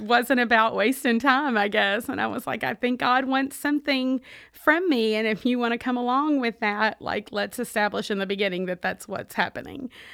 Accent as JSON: {"language": "English", "town": "Owensboro", "region": "Kentucky", "country": "United States", "tie": "born or raised there", "also_born_or_lived": "Michigan", "accent": "Kentucky", "moved": "yes", "lives_now": "Charlotte, United States", "said": "I am originally from Michigan, though the accent gives it away, uh, that I grew up in Kentucky"}